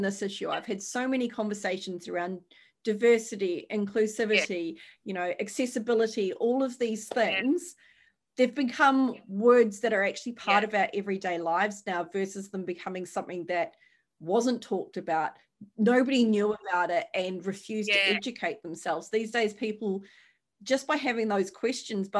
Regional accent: New Zealand; now in Australia; I remember growing up in New Zealand

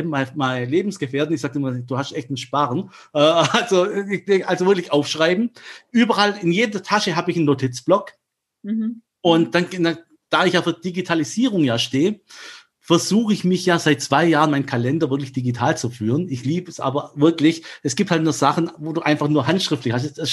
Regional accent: Germany; Wie es der Name schon sagt, äh, bin ich Halbgrieche, aber in Deutschland aufgewachsen

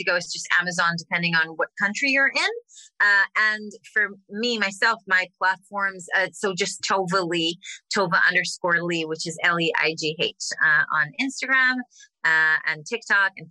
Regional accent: Israel; moved away; I grew up in Israel

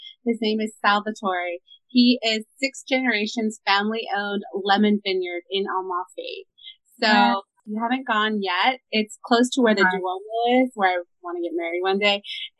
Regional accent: Orange County, California, United States; also born or lived in Mexico City, Mexico; a little bit about me. I am originally from Orange County, California. My parents came in the 80s from Mexico, and we're born and raised in Southern California, but I'm so grateful to have my Mexican culture and roots

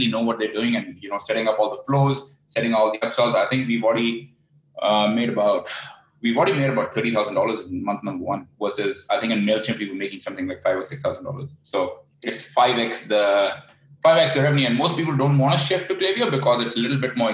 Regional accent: Vancouver, British Columbia, Canada; also born or lived in Bangkok; I'm originally from Vancouver, but I spend a few months of the year here in Bangkok

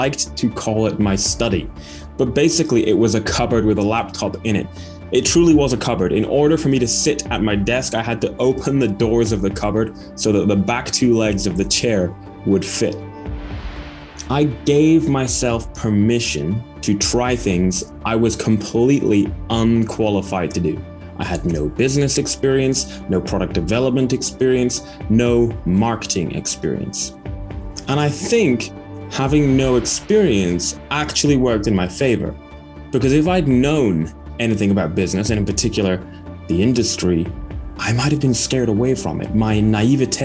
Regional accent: Aberdeen, Scotland, United Kingdom; I'm from Aberdeen

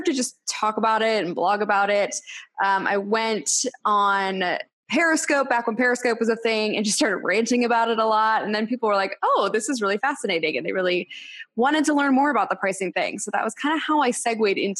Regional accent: Boston, Massachusetts, United States; also born or lived in Los Angeles; now in Nashville, United States; I am originally from Boston, Massachusetts, and then spent some time in LA, and I now live in Nashville.

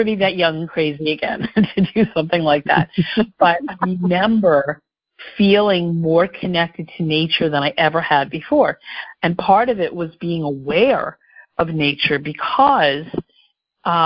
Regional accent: Philadelphia, Pennsylvania, United States; also born or lived in Homestead, Florida / Bucks County, Pennsylvania; I grew up in the Philadelphia area, so this still feels like home

